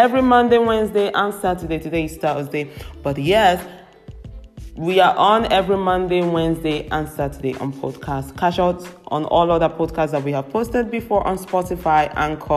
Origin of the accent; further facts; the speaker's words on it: Nigeria; now in Europe; I live in Europe, and it makes sense, of course, to unite it with where I come from, my roots in Africa, in Nigeria. I'm a Nigerian